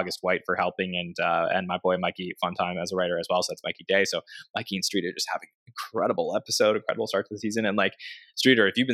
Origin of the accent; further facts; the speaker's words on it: Canada; as a Canadian